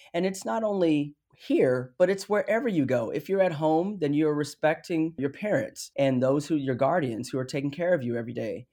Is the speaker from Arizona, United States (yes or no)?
yes; Phoenix, Arizona, United States; I grew up in South Phoenix